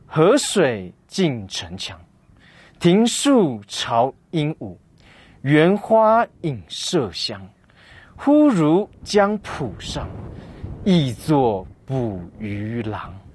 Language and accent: Chinese; Taiwan; 我是来自台湾的